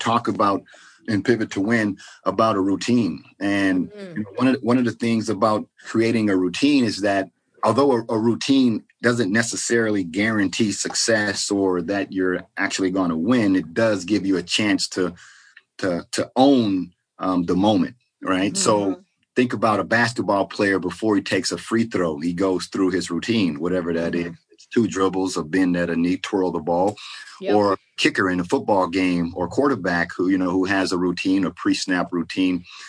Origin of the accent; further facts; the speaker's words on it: Port Arthur, Texas, United States; moved away; also born or lived in Seattle; I grew up in Texas, from Port Arthur, Texas.